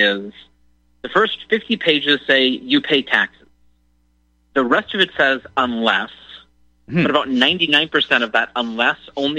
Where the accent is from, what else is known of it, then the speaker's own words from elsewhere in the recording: Colorado, United States; moved away as an adult; now in Texas, United States; Colorado, where I grew up, I mean, Colorado was red when I was a kid